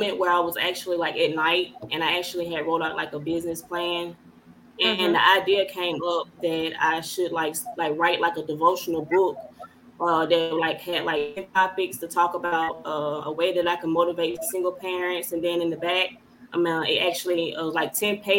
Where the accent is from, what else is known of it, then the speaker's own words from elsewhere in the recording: Newnan, Georgia, United States; I'm from Newnan, Georgia